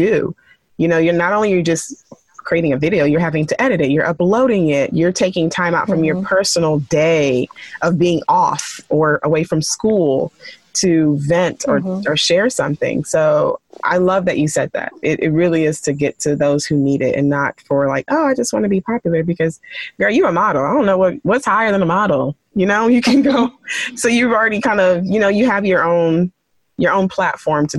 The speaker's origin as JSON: {"language": "English", "region": "Texas", "country": "United States", "tie": "born or raised there", "said": "my home state, Texas"}